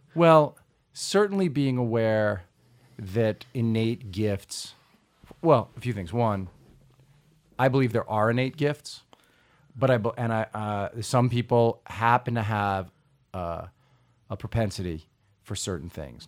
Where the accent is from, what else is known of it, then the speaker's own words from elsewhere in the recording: Long Island, New York, United States; I grew up on Long Island